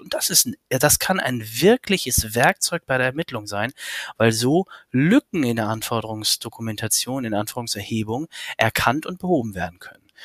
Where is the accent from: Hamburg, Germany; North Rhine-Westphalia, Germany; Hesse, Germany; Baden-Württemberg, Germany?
Hamburg, Germany; ich habe zwei Kinder, komme aus Hamburg